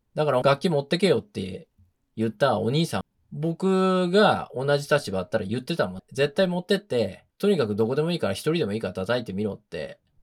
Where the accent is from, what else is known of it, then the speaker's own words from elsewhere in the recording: Japan; now in New York, United States; 僕らの場合は一世として来てるから、完全日本人だっていう自覚はある